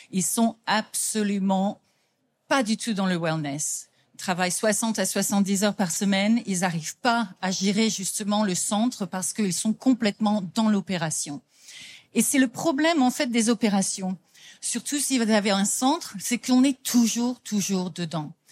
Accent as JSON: {"language": "French", "country": "France", "lives_now": "London, United Kingdom", "said": "On vient effectivement de Londres, donc moi je suis française, mais j'habite depuis plus de 30 ans en Angleterre."}